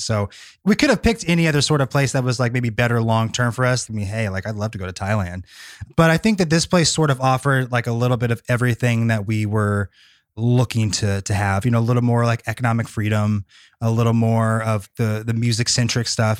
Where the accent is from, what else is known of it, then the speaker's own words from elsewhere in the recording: Bay Area, California, United States; moved away as an adult; now in Nashville, United States; I was born and raised in the Bay Area, really hadn't lived anywhere else